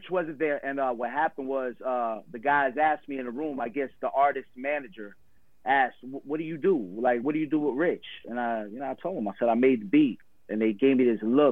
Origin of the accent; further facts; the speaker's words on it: Teaneck, New Jersey, United States; That's where I grew up